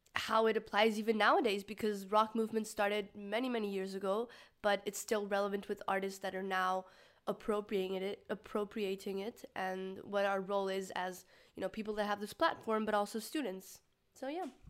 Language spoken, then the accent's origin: English; Mexico; I'm from Mexico